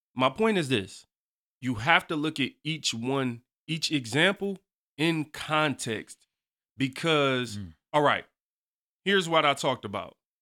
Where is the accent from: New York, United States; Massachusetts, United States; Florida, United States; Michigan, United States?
Michigan, United States; Detroit; I'm from the East Side. Uh-huh. You know, I hey got a Detroit public school education